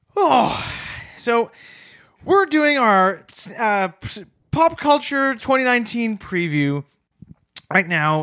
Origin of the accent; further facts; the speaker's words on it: Canada; as a Canadian